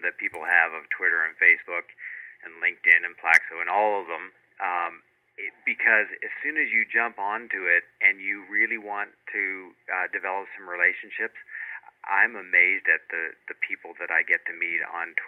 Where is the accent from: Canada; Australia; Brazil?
Canada; Fredericton, New Brunswick; moved away as an adult; also born or lived in Moncton, New Brunswick / South Carolina; I grew up in the Maritimes. I grew up in Fredericton, New Brunswick